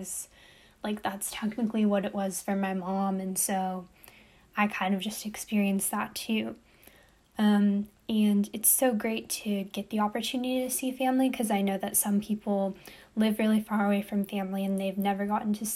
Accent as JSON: {"language": "English", "country": "United States", "tie": "born or raised there", "said": "I'm American, I'm born in America, my dad's American"}